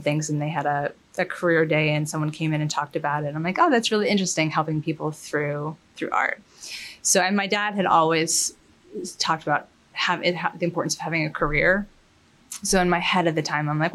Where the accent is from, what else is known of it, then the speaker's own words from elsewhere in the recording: Mount Kisco, New York, United States; also born or lived in Florence, Italy / London, United Kingdom; So I grew up in Westchester in Mount Kisco, and which is actually unintentionally where I live now